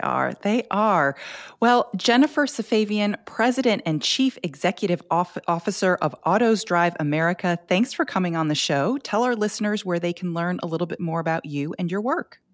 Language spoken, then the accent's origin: English; Grosse Pointe Woods, Michigan, United States; moved away as an adult; now in Tennessee, United States; I'm I am from originally from Grosse Pointe Woods, Michigan. I came to Tennessee to swim and go to school for the University of Tennessee.